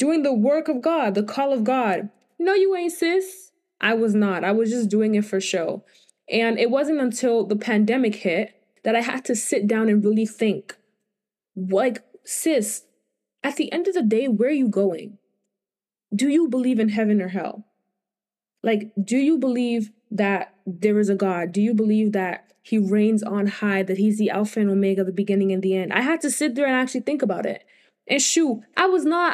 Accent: Benin City, Edo, Nigeria; I am from Nigeria. I was born in Nigeria, Benin

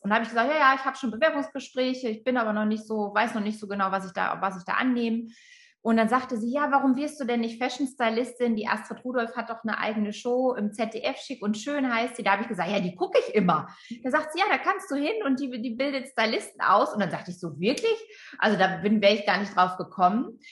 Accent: Friesland, Lower Saxony, Germany; ich bin in Friesland aufgewachsen

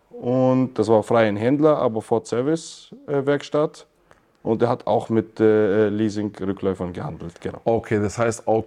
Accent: Regensburg, Bavaria, Germany; ich komme aus Regensburg

